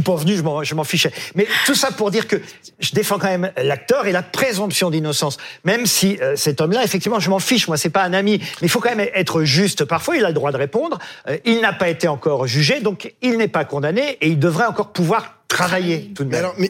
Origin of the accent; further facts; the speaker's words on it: France; chez nous en France